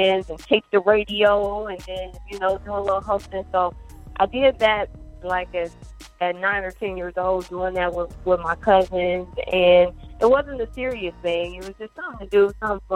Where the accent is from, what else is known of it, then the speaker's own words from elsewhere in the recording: Joliet, Illinois, United States; I'm actually from Joliet, Illinois, which is about 45 minutes away from Chicago